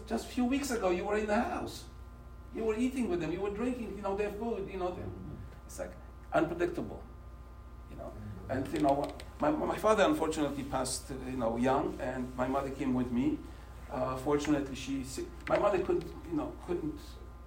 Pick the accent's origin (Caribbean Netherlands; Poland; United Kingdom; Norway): Poland; English is a second language; moved away as an adult; now in United States; I grew up in Poland. You know, first 21 years I was in Poland.